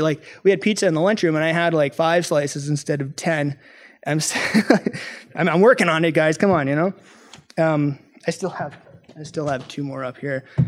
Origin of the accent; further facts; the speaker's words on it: Canada; I'm from Canada